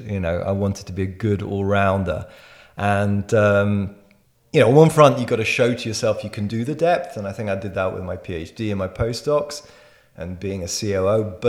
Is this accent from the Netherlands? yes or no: yes; Netherlands; also born or lived in France / United Kingdom / Berlin, Germany / Israel; now in Switzerland; So I was born in France, raised in Holland, educated in the UK and Berlin